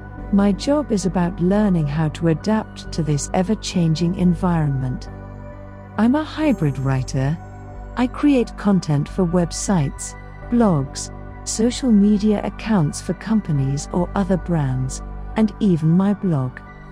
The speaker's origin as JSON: {"language": "English", "region": "New York", "country": "United States", "said": "I'm a hybrid writer. I'm from New York."}